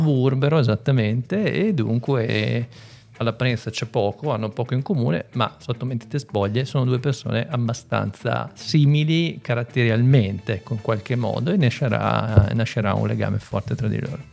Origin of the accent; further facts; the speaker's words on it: San Polo d'Enza, Emilia-Romagna, Italy; moved away as an adult; also born or lived in Zadina, Cesenatico; now in Reggio Emilia, Italy; vengo dalla provincia, vengo da San Polo Denza però ormai sono 15 anni che abito, sì, più o meno a Reggio Emilia